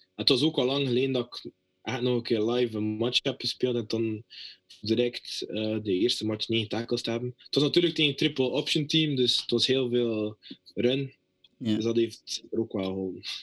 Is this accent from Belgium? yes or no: yes; Belgium; moved away as an adult; now in United States